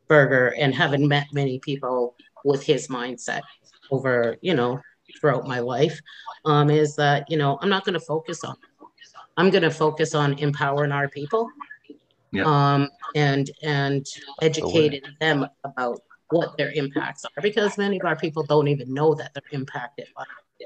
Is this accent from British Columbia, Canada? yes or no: no; Hamilton, Ontario, Canada; also born or lived in Six Nations of the Grand River, Ontario; I am from Six Nations. I was born just outside Hamilton in Stony Creek.